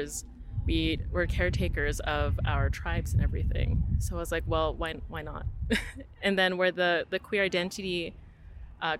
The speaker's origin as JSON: {"language": "English", "area": "Sweetgrass First Nation", "region": "Saskatchewan", "country": "Canada", "also_born_or_lived": "North Battleford, Canada / Calgary, Canada", "said": "I'm actually from Sweetgrass First Nation, which is about like 20 minutes out of here. And I've lived here for like a majority of my life."}